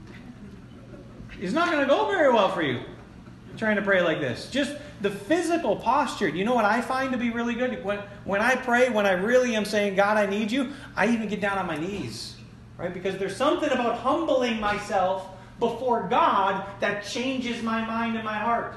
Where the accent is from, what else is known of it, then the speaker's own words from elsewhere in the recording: Florence, United States; my hometown across the river in Florence